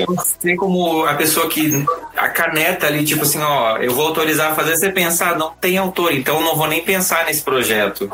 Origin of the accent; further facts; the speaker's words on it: Blumenau, Santa Catarina, Brazil; now in São Paulo, Brazil; sou de Santa Catarina e eu vivi num estado que, assim, em Blumenau